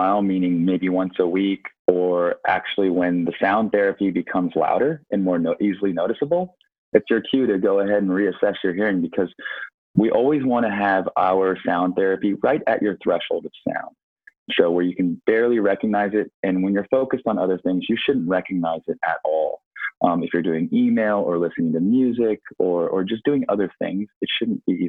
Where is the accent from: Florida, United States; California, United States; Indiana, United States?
California, United States; Silicon Valley; I was actually born and raised in Silicon Valley